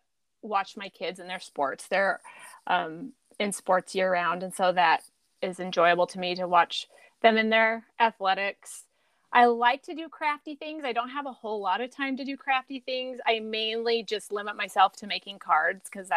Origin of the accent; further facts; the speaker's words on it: New Mexico, United States; moved away as an adult; also born or lived in Twin Falls, Idaho / Mountain Home, Idaho; now in Wisconsin, United States; I was actually born in Idaho, but when I was 2 weeks old, I moved to New Mexico. And mainly lived in New Mexico with a couple hiccups until I was 8.